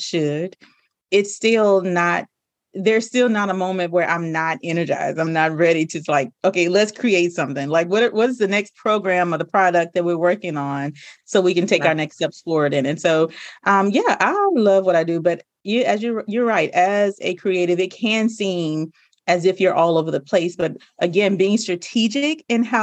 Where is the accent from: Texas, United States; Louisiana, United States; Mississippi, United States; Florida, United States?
Louisiana, United States; I'm really just a good country girl at heart. I'm a girl from Louisiana